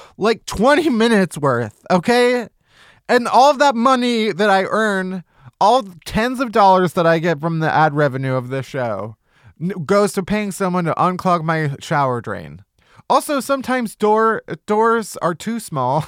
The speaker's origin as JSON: {"language": "English", "region": "Midwest", "country": "United States", "said": "I'm also a Midwesterner"}